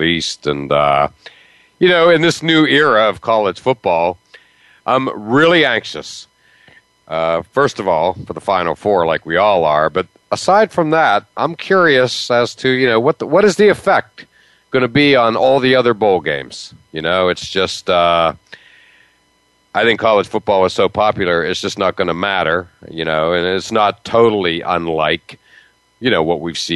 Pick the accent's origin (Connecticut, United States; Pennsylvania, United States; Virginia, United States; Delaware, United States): Pennsylvania, United States; near Penn State; now in Massachusetts, United States; I grew up near Penn State. I live 20 minutes from BC now.